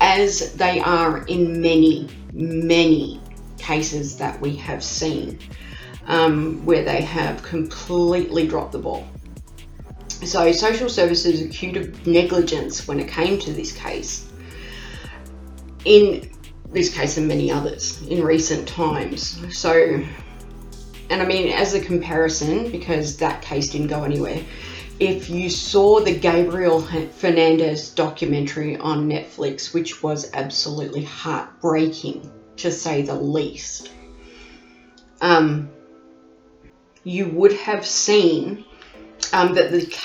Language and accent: English; Australia; accent: Bogan; I am an Aussie. You can hear that Aussie accent. I have what they call the Bogan accent